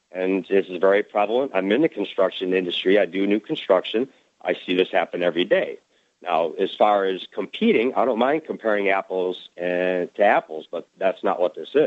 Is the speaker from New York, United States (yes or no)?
no; Detroit, Michigan, United States; I was raised in Detroit. My father was UAW for 32 years, and so raised very Democrat.